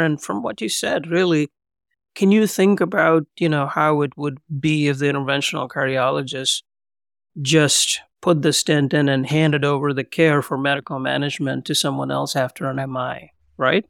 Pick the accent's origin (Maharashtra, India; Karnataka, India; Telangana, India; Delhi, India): Telangana, India; Hyderabad; moved away as an adult; also born or lived in Pune, India / Pennsylvania, United States; now in Columbus, United States; I was born and raised in India, Hyderabad, Twin Cities, Secunderabad